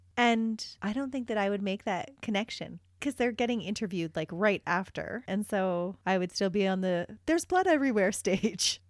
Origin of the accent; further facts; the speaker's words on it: Canada; we are Canadian